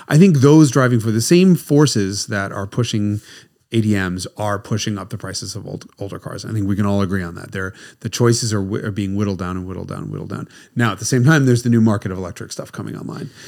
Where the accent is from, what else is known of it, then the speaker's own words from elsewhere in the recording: United States; being American